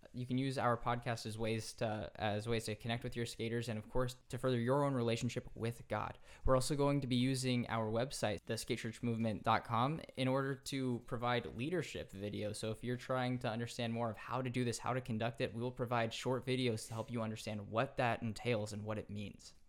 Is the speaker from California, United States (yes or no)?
yes; Central California, United States; also born or lived in San Diego; I grew up in Central California. And once I got into college, I, I moved to San Diego